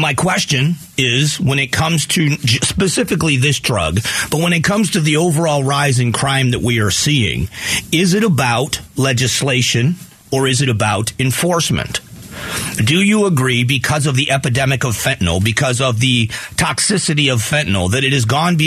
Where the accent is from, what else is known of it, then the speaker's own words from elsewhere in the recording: South Florida, United States; growing up in South Florida